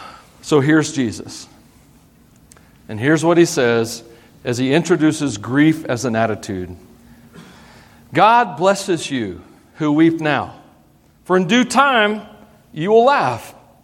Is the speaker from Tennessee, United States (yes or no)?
yes; Tennessee, United States; accent: twangy; So I grew up in Tennessee. Well, we moved around some, so my accent isn't as bad as it could be, believe it or not.